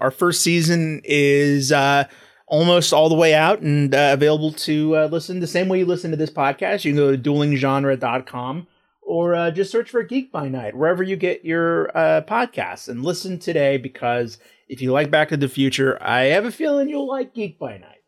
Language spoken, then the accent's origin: English; Mansfield, Texas, United States; growing up in, uh, in Texas, I found out that my hometown of Mansfield